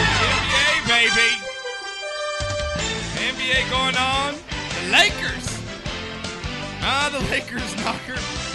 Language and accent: English; England, United Kingdom; I'm English.